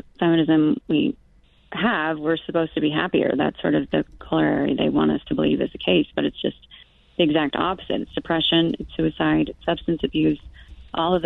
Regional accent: Oregon, United States; I grew up in Oregon

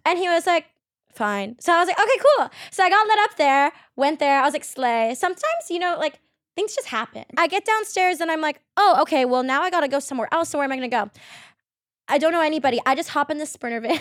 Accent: Queen Creek, Arizona, United States; I grew up in, like, Arizona, like, Queen Creek area

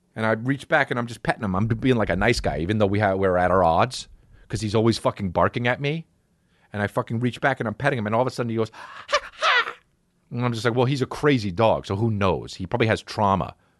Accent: New Jersey, United States; when I was growing up in New Jersey

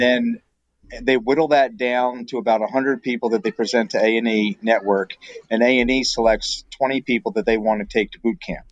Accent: Pennsylvania, United States; moved away as an adult; also born or lived in Brazil; now in Michigan, United States; As a kid growing up in Pennsylvania

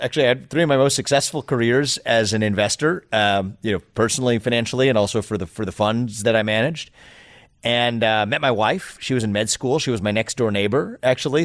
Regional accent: Cincinnati, Ohio, United States; I was born in Cincinnati, Ohio, gr-, just outside the city in nineteen eighty-five.

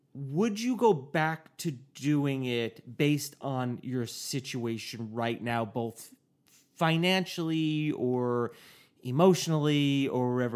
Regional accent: New York, United States; I'm from New York

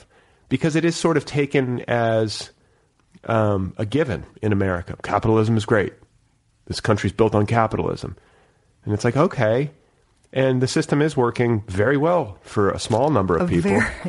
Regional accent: United States; I say this as like a American specifically

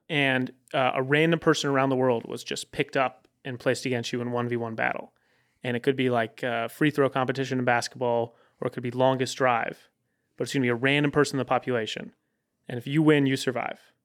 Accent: Connecticut, United States; moved away; I'm from Connecticut

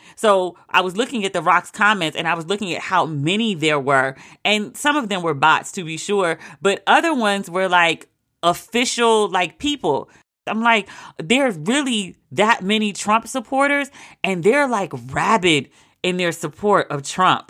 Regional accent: United States; I am embarrassed to be an American

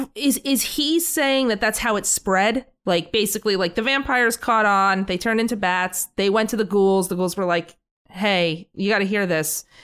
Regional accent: New York, United States; we're from New York

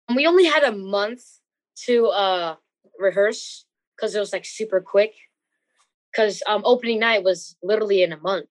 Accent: New Jersey, United States; I'm from New Jersey.

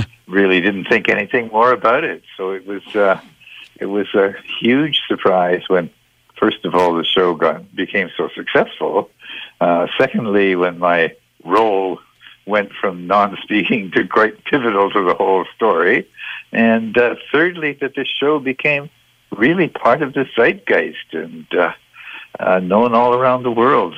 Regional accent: Toronto, Ontario, Canada; moved away; I grew up in Toronto.

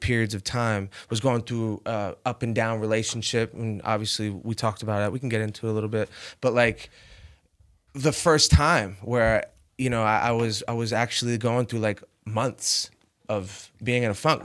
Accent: Rhode Island, United States; moved away as an adult; growing up in Rhode Island

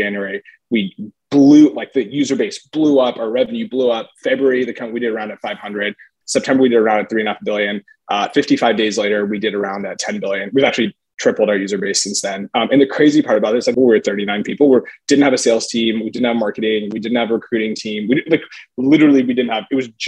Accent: Texas, United States; moved away as an adult; also born or lived in Stanford; I grew up in Texas.

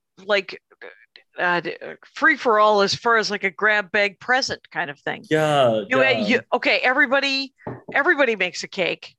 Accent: Wisconsin, United States; now in Los Angeles, United States; Because I'm from Wisconsin

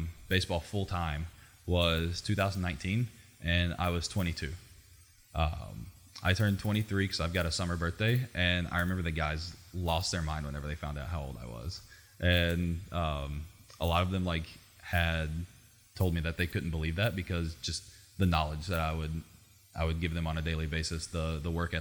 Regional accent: Southwest Arkansas, United States; moved away; I'm from a super small town. I grew up in Southwest Arkansas in a town of 10,000 people.

